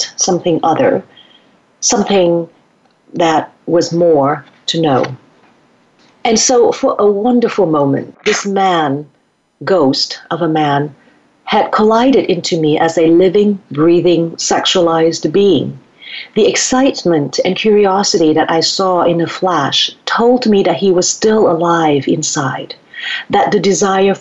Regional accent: Vietnam; born or raised there; moved away

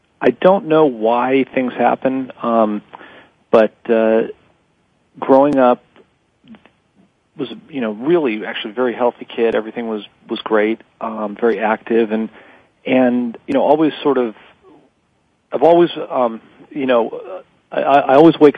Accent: New York City, New York, United States; also born or lived in Miami; Well, I was born in 64 in New York City, and my parents were just obviously really highly achieving people

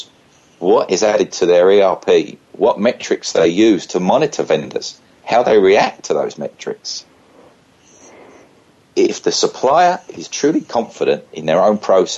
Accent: United Kingdom; Being a British citizen

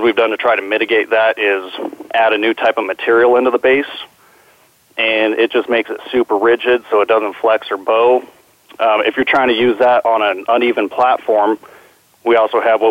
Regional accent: San Diego, California, United States; also born or lived in Albuquerque, New Mexico; I grew up in San Diego. I was born in Albuquerque

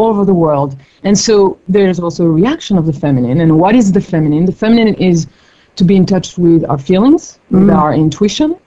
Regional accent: Paris, Île-de-France, France; moved away as an adult; also born or lived in New York / Mongolia / India; now in Bay Area, United States; I grew up in Paris

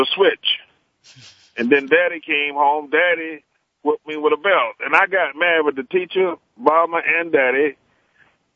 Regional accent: Magnolia, North Carolina, United States; near my hometown of Magnolia in Wilmington, North Carolina

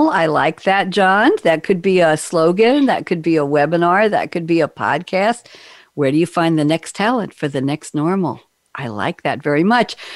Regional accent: New York, United States; And I'm, yes. I'm a New Yorker.

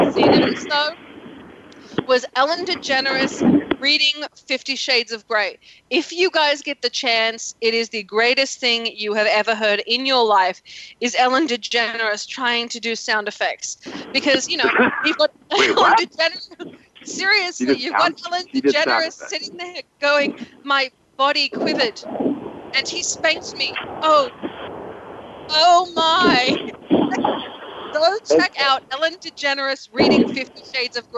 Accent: Australia; now in United States; I'm from Australia

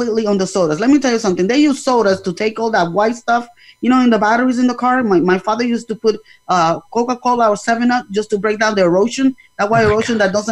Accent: Puerto Rico; I'm a Latino, I'm Puerto Rican, and in our culture is different

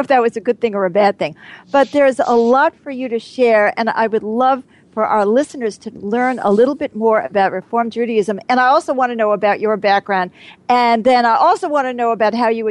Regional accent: New York City, New York, United States; I grew up in New York City

